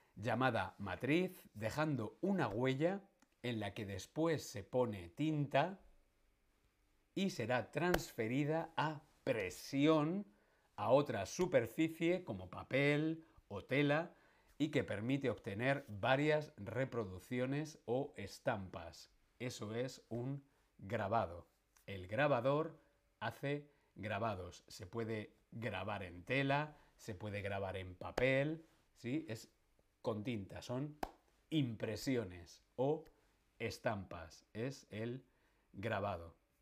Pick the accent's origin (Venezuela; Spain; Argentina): Spain; Madrid, Community of Madrid; Yo soy madrileño. Nací en Madrid